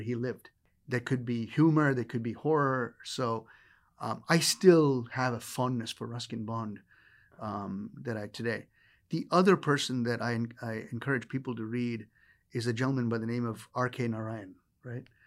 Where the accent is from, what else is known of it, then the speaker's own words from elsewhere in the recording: India; As an Indian child growing up